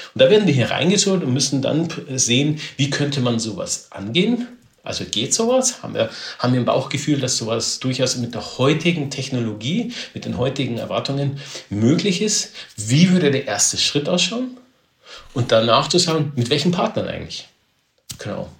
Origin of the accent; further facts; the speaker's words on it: Neuburg an der Donau, Bavaria, Germany; ich komme aus Neuburg hier in, in, Bayern raus